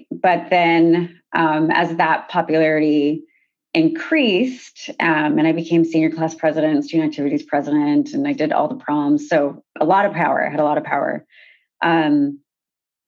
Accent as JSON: {"language": "English", "town": "Sacramento", "region": "California", "country": "United States", "tie": "born or raised there", "also_born_or_lived": "Haiti", "said": "I'm from Sacramento, California"}